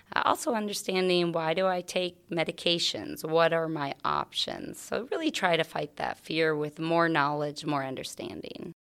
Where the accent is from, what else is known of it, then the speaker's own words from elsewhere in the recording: Carroll County, Iowa, United States; moved away as an adult; also born or lived in Phoenix, Arizona; I grew up in a, um, A small farm right outside of Willie, Iowa